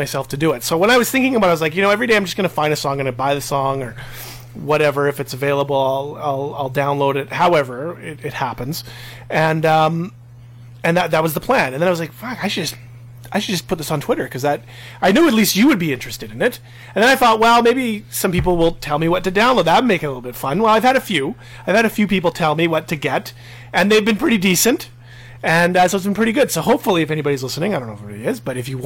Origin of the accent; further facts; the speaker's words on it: Winnipeg, Manitoba, Canada; we're from St. Vitale.